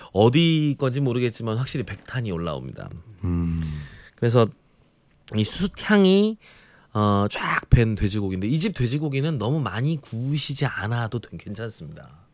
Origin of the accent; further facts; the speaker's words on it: Jeolla, South Korea; 그래서 저는 전라도 출신인데